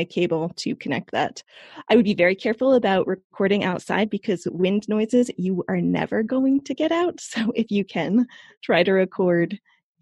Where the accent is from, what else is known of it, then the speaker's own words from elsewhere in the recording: United States; moved away as an adult; also born or lived in New York / London; now in Europe; I'm an American, but about 10 years ago, I discovered that I was eligible for dual citizenship with Italy because of my ancestry